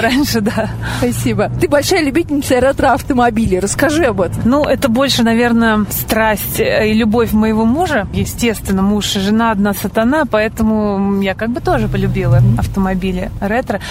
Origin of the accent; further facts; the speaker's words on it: Bugulma, Tatarstan, Russia; now in Moscow, Russia; Город Бугульма, это где я родилась, откуда я родом, Татарстан